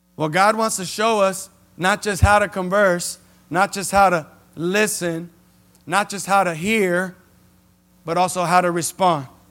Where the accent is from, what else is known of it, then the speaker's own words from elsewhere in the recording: Los Angeles, California, United States; I was born in Los Angeles, raised in Keystone, ran the streets of Jameson. L A is my home